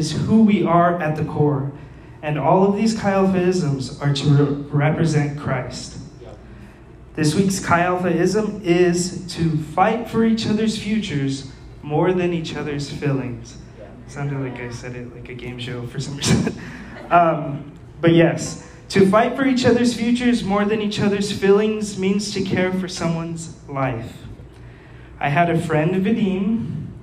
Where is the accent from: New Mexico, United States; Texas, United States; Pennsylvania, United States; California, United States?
New Mexico, United States; Las Cruces; I'm like from Las Cruces traveling the world.